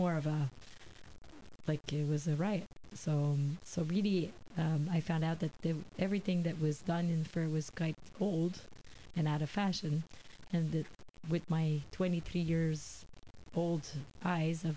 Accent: Quebec, Canada; I'm from Quebec

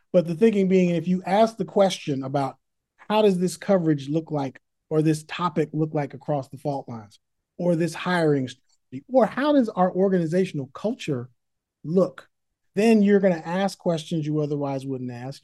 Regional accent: Berkeley, California, United States; also born or lived in San Francisco, California; now in Oakland, United States; I was born in San Francisco, raised in Berkeley, California, then defected to Oakland

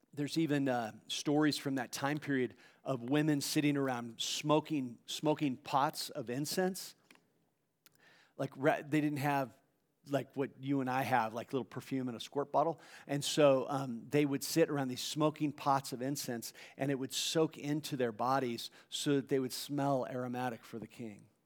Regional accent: South Orange County, California, United States; moved away as an adult; now in Long Beach, United States; I grew up down in South Orange County. I live in Long Beach

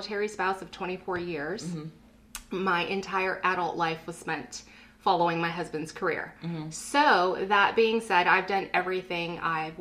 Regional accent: Canada; born or raised there; moved away as an adult; also born or lived in Guyana / Alabama, United States / California, United States; now in Corpus Christi, United States

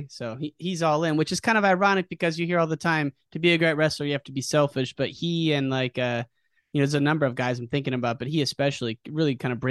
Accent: United States; moved away; I'm from the Quad City area

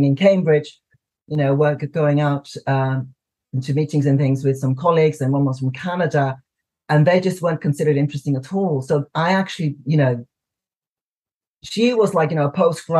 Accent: Iceland; now in United Kingdom; I'm from Iceland living in the UK

